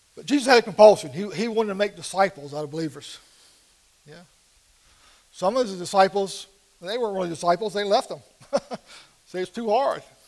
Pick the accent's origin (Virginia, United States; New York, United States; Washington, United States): Virginia, United States; Portsmouth; I grew up in Portsmouth, Virginia, not too far from here.